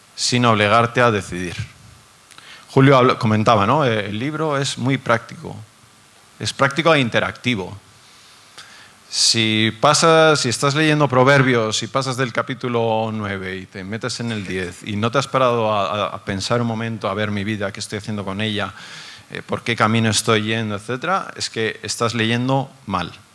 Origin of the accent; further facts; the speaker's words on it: Basque Country, Spain; Yo soy del País Vasco